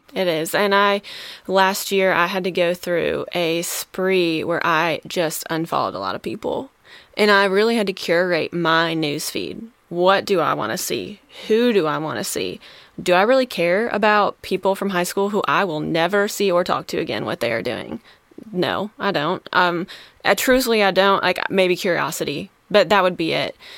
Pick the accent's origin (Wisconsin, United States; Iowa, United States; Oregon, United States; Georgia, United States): Wisconsin, United States; moved away; I'm originally from Wisconsin